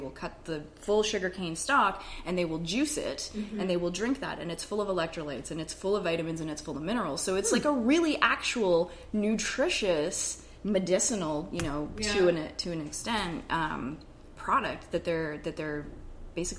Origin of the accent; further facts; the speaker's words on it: Canada; I'm Canadian